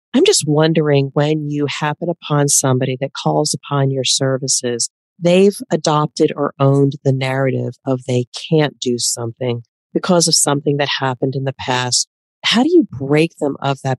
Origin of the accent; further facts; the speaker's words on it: East Coast of the United States, United States; I am from the East Coast of the United States who typically will talk fast